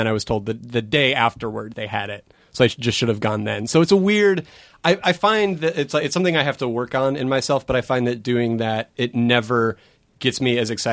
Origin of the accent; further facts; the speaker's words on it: Arizona, United States; now in Los Angeles, United States; I'm from Arizona originally.